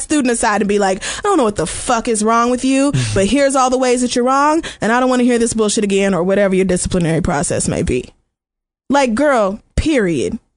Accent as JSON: {"language": "English", "region": "Oklahoma", "country": "United States", "tie": "born or raised there", "said": "Like I really went through some shit growing up in Oklahoma."}